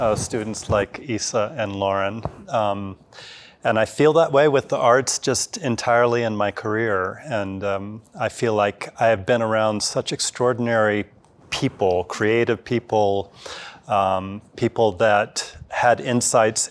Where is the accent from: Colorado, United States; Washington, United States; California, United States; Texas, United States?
Colorado, United States; Evergreen; I grew up in Evergreen